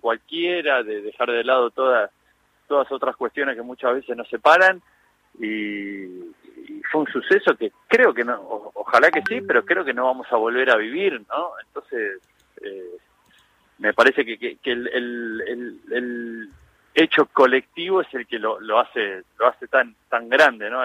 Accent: Argentina; el día más feliz de nuestra vida como, como, como argentinos y como colectivo

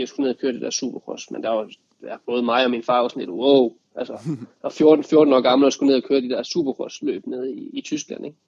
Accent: Denmark; når man var hjemme i Danmark, så havde jeg min, min fantastiske familie rundt omkring mig

